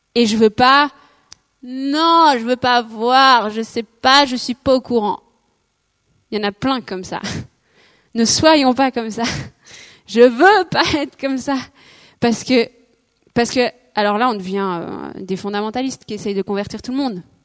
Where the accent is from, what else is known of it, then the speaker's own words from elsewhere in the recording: Switzerland; je suis suisse, mais genre mes parents sont belges